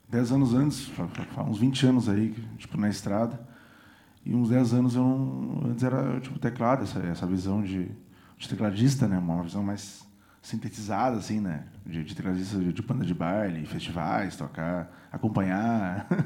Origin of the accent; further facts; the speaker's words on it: São José do Norte, Rio Grande do Sul, Brazil; Eu sou de São José do Norte.